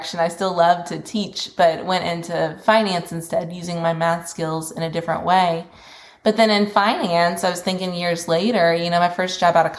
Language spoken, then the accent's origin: English; Kentucky, United States; moved away as an adult; also born or lived in Memphis; I ended up moving back to Kentucky, which is my hometown from where I'd been working in Memphis